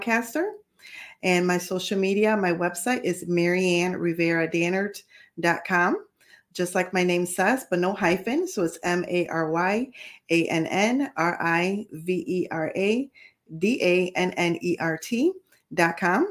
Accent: New York City, New York, United States; also born or lived in Puerto Rico; So I was born in New York City, and then we left. We relocated to Puerto Rico, and then years later ended up relocating back to New York.

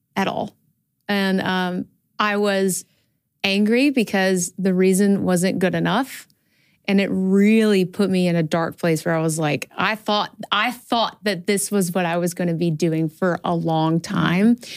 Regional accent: Birmingham, Alabama, United States; I'm from Alabama.

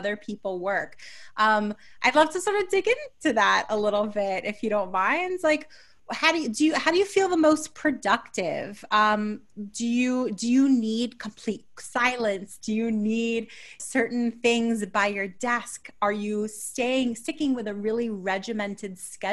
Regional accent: New York, United States; I'm a New Yorker

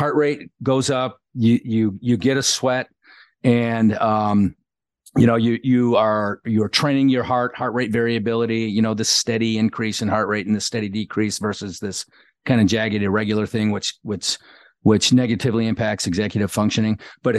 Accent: Kenosha, Wisconsin, United States; A small town called Kenosha, Wisconsin.

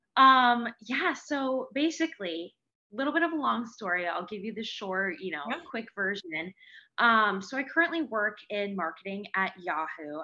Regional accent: Seattle, Washington, United States; I am from Seattle, Washington

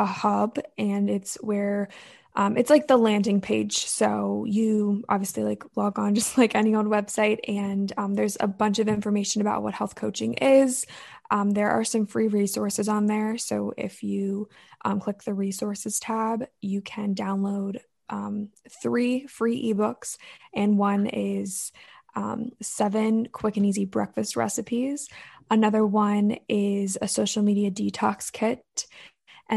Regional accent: Ocean City, Maryland, United States; I am from Ocean City, Maryland

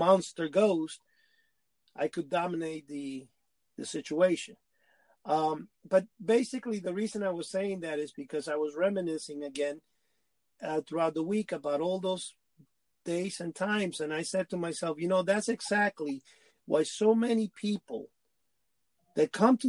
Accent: New York City, New York, United States; also born or lived in Cuba; I grew up in Manhattan

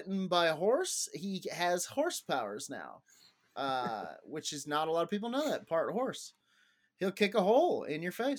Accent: Eagle, Colorado, United States; also born or lived in Scotland / Denver; I come from Eagle, Colorado, by way of Scotland, but the city I claim as my home. City is Denver

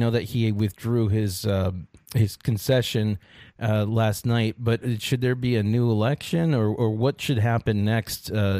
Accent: North Carolina, United States; North Carolina, my home state

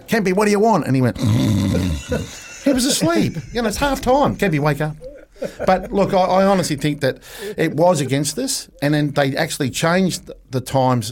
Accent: Australia; as an Australian

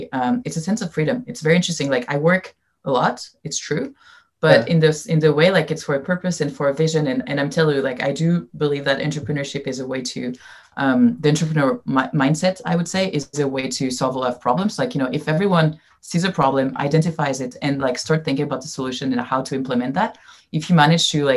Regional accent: France; English is a second language; moved away as an adult; also born or lived in Silicon Valley; I came to Silicon Valley when I was 21 from France and I didn't know anyone and I didn't speak very good English

